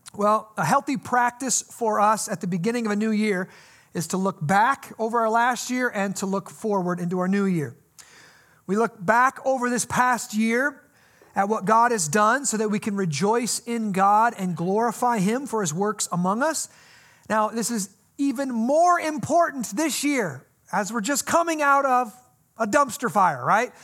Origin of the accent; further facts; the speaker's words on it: United States; I grew up here in the Quad Cities in a Christian home